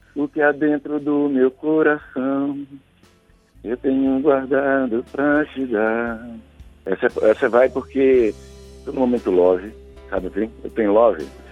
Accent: hometown with the Negro Fugido festival, Bahia, Brazil; also born or lived in Salvador; lá na minha terra, ainda criança, a gente tem um, no mês de agosto um evento itinerante chamado Negro Fugido.

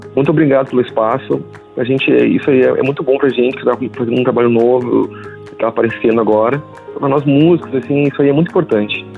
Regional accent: South Region, Brazil; sou do Sul

